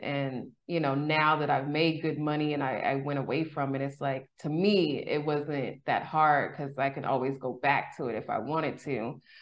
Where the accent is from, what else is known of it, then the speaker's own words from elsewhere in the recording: California, United States; moved away; also born or lived in Texas; I'm from California